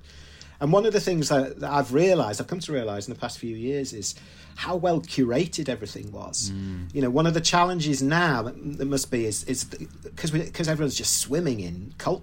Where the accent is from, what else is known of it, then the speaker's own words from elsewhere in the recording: Leeds, Yorkshire and the Humber, United Kingdom; where I was growing up in Leeds